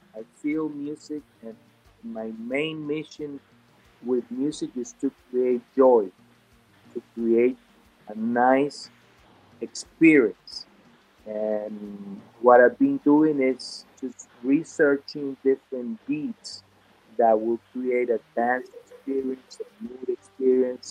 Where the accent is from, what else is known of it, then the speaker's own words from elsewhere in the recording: Venezuela; English is a second language; now in Miami, United States; growing up in in a Spanish speaking country and then moving to the US